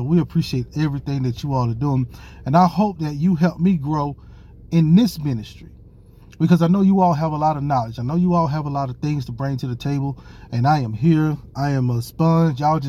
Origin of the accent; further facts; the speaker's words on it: Hattiesburg, Mississippi, United States; I am so excited to be on WGDQ 93.1 in my hometown of Hattiesburg, Mississippi.